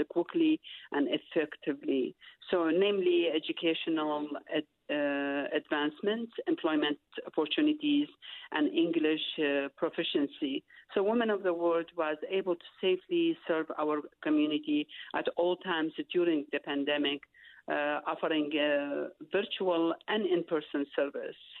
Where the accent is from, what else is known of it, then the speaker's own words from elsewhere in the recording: Iraq; English is a second language; moved away as an adult; now in Utah, United States; I'm from Iraq